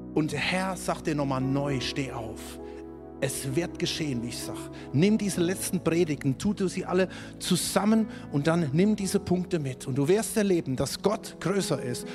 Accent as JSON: {"language": "German", "country": "Germany", "said": "Du bist als Deutscher"}